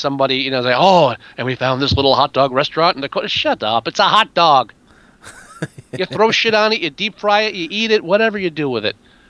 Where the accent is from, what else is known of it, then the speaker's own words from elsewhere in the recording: near Newark, New Jersey, United States; I grew up next to Newark. You know where we grew up in the area between Newark and East Orange. So yep. I'm from Jersey. I'm from North Jersey.